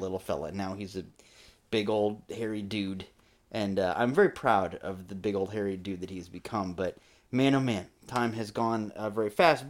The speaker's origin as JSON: {"language": "English", "region": "Florida", "country": "United States", "tie": "born or raised there", "said": "growing up in Florida"}